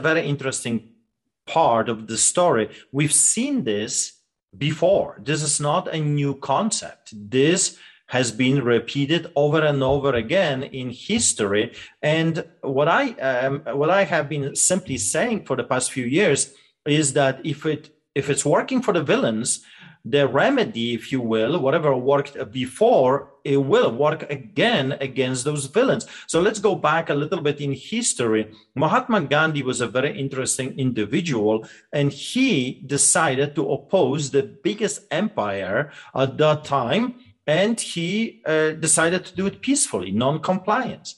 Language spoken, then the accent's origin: English; Poland; born or raised there; English is a second language; moved away as an adult; now in Canada